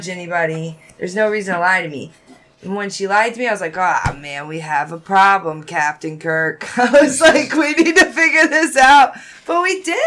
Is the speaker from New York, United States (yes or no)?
no; Florida, United States; moved away as an adult; growing up in Florida, It was a very diverse place